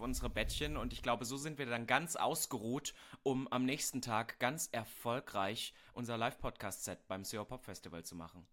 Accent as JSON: {"language": "German", "region": "East Germany", "country": "Germany", "said": "ich komme ja aus Ostdeutschland"}